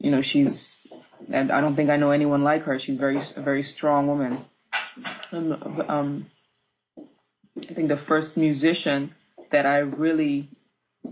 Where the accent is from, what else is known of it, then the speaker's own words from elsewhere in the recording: Amsterdam, North Holland, Netherlands; I was raised in Amsterdam